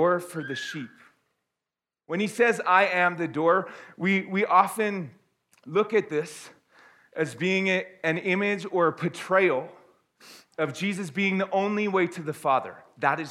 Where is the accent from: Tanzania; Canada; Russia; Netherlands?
Canada; also born or lived in Airdrie, Alberta; I am glad that I am Canadian